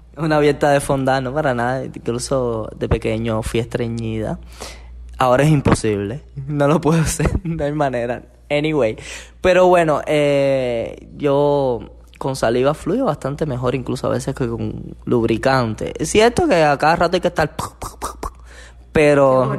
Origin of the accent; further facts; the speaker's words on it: Cuba; nosotros los cubanos